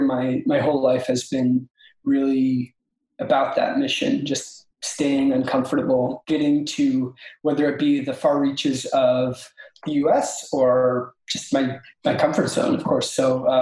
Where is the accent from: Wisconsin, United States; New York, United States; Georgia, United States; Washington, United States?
Washington, United States; born or raised there; moved away as an adult; also born or lived in Alaska; now in Seattle, United States